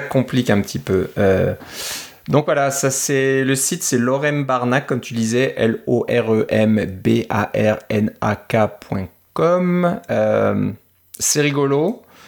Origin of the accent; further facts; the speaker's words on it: France; en, tant que Français